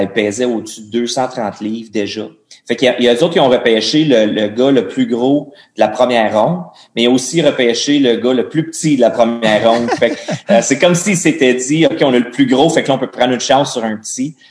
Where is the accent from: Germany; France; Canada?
Canada; Gatineau, Quebec; moved away; also born or lived in Phoenix, Arizona; moi je viens de Gatineau, d'Ottawa, c'est juste au bord de la rivière